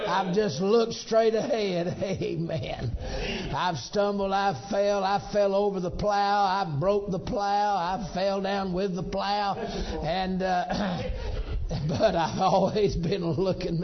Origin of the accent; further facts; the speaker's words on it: Missouri, United States; also born or lived in Georgia, United States; When I was a boy, my daddy pastored in Missouri. We're from Georgia. Let me make that clear. But the Lord sent daddy to Missouri. And from age five to age 12, I was a little paper boy